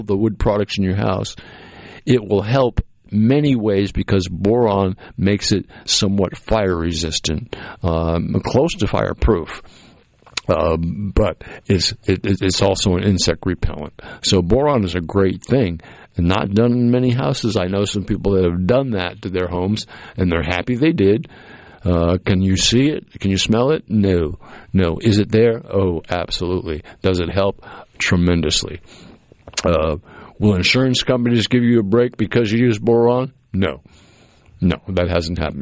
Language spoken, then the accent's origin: English; Cape Cod, Massachusetts, United States; moved away; where I grew up on the Cape, because it was a small town